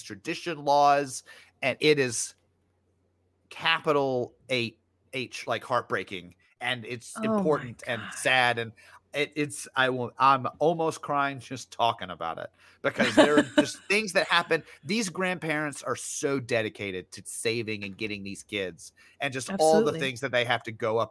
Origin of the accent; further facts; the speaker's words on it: Memphis, Tennessee, United States; I grew up in Memphis too